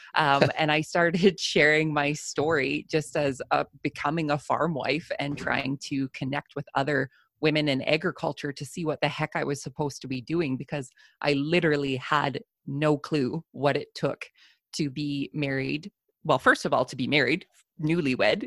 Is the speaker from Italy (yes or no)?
no; Southern Alberta, Canada; I am a farmer from Southern Alberta, Canada.